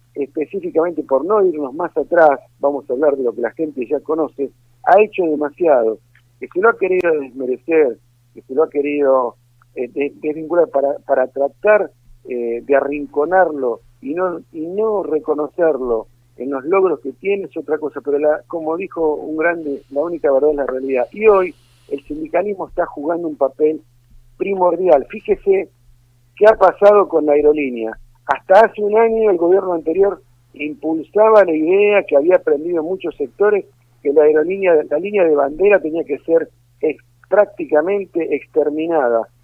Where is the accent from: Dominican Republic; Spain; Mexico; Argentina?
Argentina